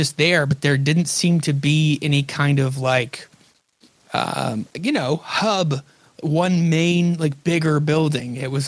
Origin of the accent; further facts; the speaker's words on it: Northwest Louisiana, United States; I grew up in North Louisiana, like Northwest Louisiana, like right near the border of Texas